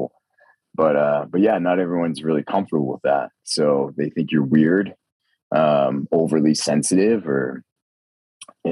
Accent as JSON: {"language": "English", "region": "Maine", "country": "United States", "tie": "born or raised there", "moved": "as an adult", "lives_now": "Austin, United States", "said": "I've been born and raised in Maine"}